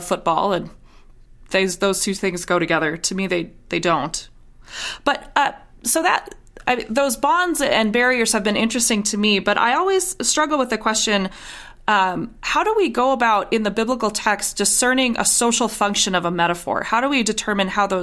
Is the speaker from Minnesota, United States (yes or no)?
yes; Minnesota, United States; I grew up in Minnesota